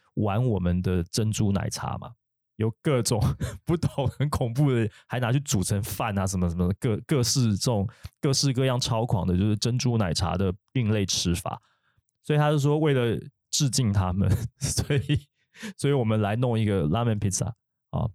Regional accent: Taiwan; 我们台湾人

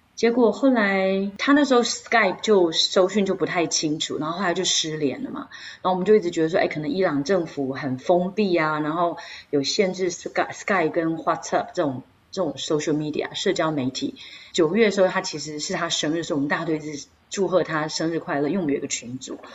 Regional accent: Taiwan; moved away as an adult; also born or lived in United Kingdom; now in London, United Kingdom; 我是从台湾来的

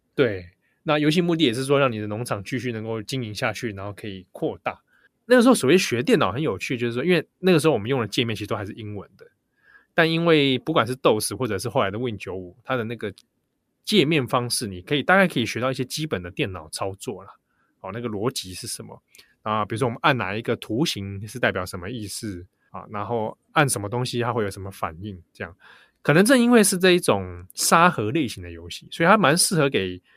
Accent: Taiwan; 我们自己身为台湾人，其实也蛮有共感的

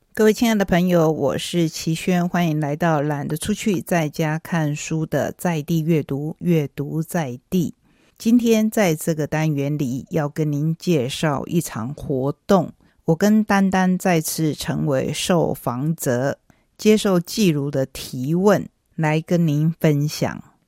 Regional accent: Taiwan; 我们台湾人

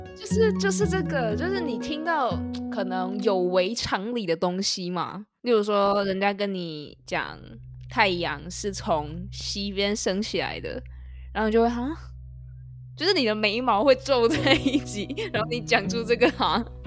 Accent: Taiwan; 这是我们台湾人就撑场面的用法

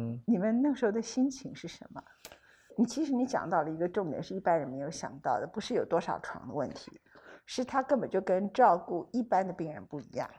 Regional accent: Taiwan; 我们台湾人

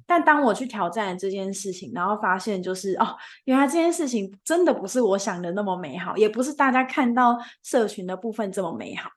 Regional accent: Taichung, Taiwan; 我主场是在日月潭，我本身是台中人

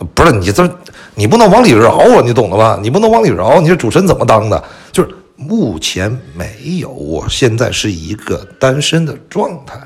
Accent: China; 就是土生土长的中国人嘛

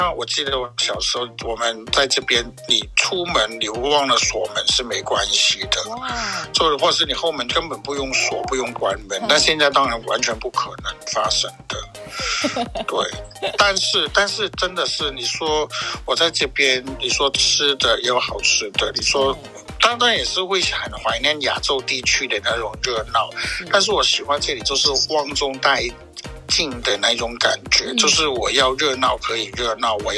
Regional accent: Melbourne, Victoria, Australia; 我真的是从小在这里长大的关系，因为我我我小学就过来了

